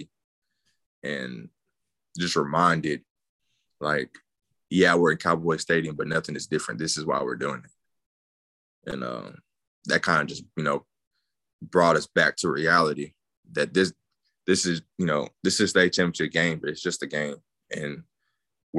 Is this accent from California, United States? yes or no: no; East Texas, United States; moved away as an adult; being from East Texas, being from such a small area